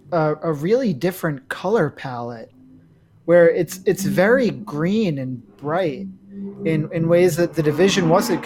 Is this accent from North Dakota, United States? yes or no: no; New York, United States; I'm a New Yorker